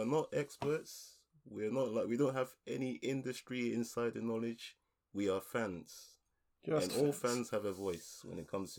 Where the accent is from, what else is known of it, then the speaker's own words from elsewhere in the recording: London, United Kingdom; also born or lived in Ghana; I was born in the UK. I was born in London. I was born in Southeast London, so you know I've lived in South for most of my life.